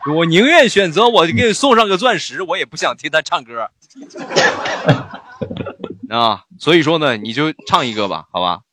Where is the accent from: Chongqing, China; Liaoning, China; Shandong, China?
Shandong, China; Rizhao; 我是日朝人